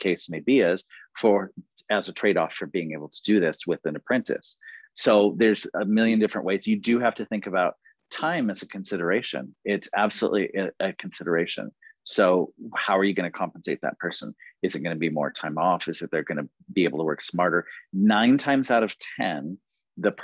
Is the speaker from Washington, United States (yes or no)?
yes; Seattle, Washington, United States; also born or lived in Pampa, Texas; I'm from Seattle, Washington, and I'm managing the program from here.